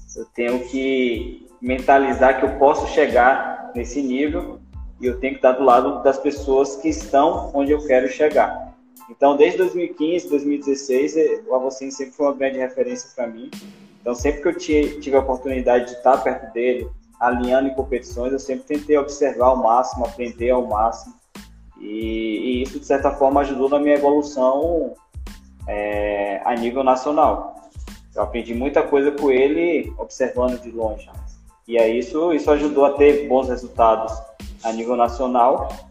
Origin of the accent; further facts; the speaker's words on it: Vale do Capão, Bahia, Brazil; sido nascido e criado no Vale do Capão